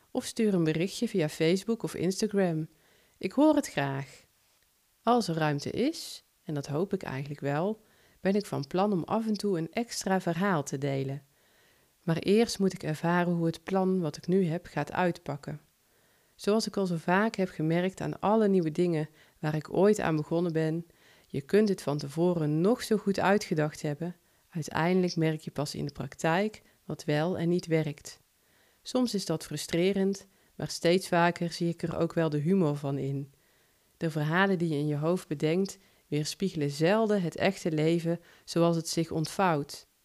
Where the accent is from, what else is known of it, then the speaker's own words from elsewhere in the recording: North Brabant, Netherlands; accent: Brabant; Ik heb een licht Brabants accent, zou dat wel goed vallen?